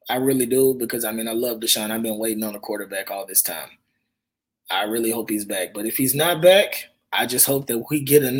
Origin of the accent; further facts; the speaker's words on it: Houston, Texas, United States; I'm from Houston. I'm born and raised in Houston